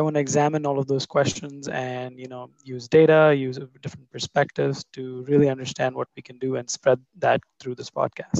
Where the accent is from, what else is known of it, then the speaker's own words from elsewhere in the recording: New Delhi, Delhi, India; moved away as an adult; now in Chicago, United States; I grew up in New Delhi and like everyone in India, I was very passionate about cricket and wanted to be India's next Rahul Dravid. When that didn't work out, I ended up in the US and now I live in Chicago and work as a tech consultant.